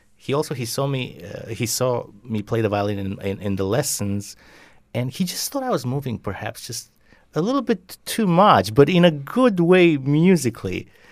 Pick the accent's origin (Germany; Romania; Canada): Romania; also born or lived in Bucharest, Romania; they moved me from my hometown to the capital of Romania, Bucharest